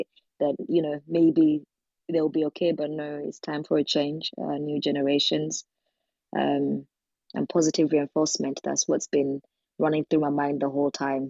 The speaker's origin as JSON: {"language": "English", "country": "Uganda", "moved": "yes", "lives_now": "United Kingdom", "said": "I am from the UK. I'm originally from Uganda, but I'm living in the UK right now"}